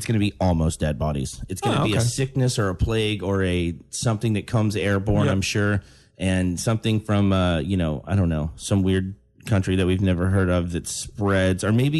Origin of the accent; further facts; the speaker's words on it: Florida, United States; also born or lived in Texas / Mexico; I grew up around here. I was born in Texas and then kind of raised in Mexico a little bit. And then when we came back to America, I've been in Florida since like 96 or something, 94 or something.